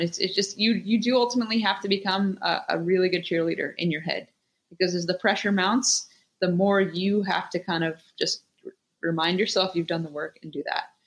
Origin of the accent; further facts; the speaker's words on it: Anchorage, Alaska, United States; growing up in Alaska